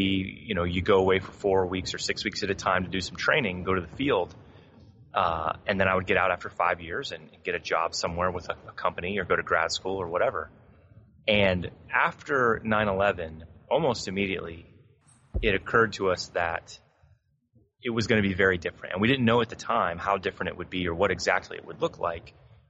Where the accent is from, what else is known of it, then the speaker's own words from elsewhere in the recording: Southwest Florida, United States; I grew up in Southwest Florida in a little suburban town, like a lot of other kids